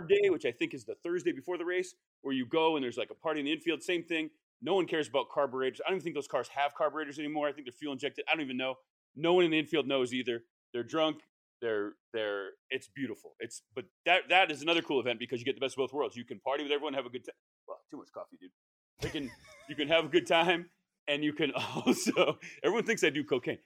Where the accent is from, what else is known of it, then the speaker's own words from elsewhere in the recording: New England, United States; moved away; I'm from New England